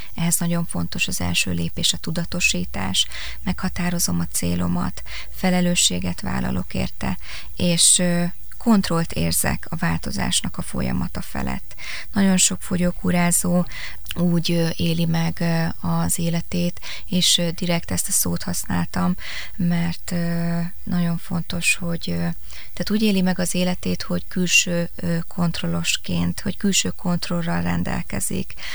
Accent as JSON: {"language": "Hungarian", "town": "Kecskemét", "region": "Bács-Kiskun", "country": "Hungary", "tie": "born or raised there", "also_born_or_lived": "Pécs / Debrecen", "said": "Én kecskeméti születésű vagyok"}